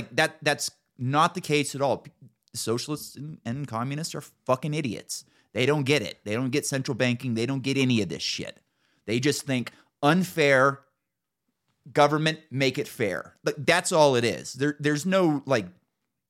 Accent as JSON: {"language": "English", "region": "Northern California", "country": "United States", "said": "I moved back home, 2007"}